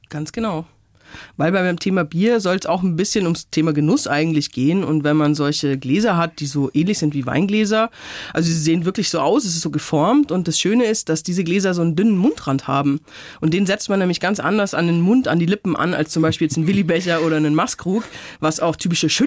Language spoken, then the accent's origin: German; Upper Palatinate, Bavaria, Germany; Ich komme aus der Oberpfalz